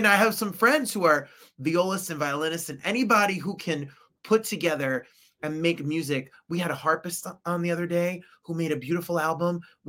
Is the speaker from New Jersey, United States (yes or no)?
yes; Ridgefield Park, New Jersey, United States; I'm from Richfield Park, New Jersey. So Bergen County, stand up.